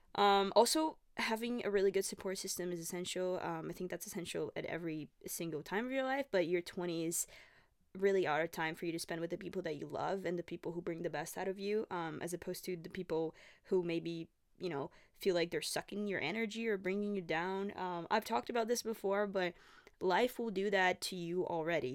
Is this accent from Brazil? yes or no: yes; Brazil; English is a second language; moved away as an adult; now in Canada; I'm from Brazil. I moved to Canada five and a half years ago. Um, I was eighteen when I first came here